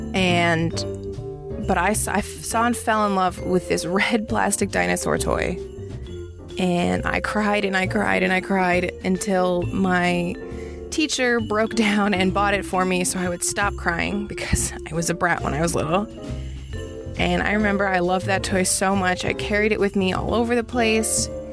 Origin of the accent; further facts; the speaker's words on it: Stuttgart, Baden-Württemberg, Germany; when I was little, like first or second grade, I grew up in Stuttgart, Germany